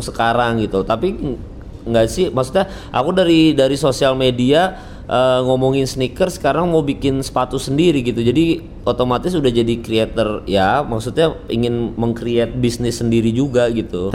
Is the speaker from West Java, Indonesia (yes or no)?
no; Samarinda, East Kalimantan, Indonesia; now in Jakarta, Indonesia; aku dari kecil tuh makan di Samarinda